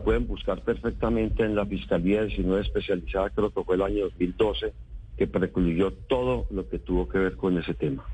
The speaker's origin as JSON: {"language": "Spanish", "region": "Antioquia", "country": "Colombia", "said": "yo soy un dirigente antioqueño"}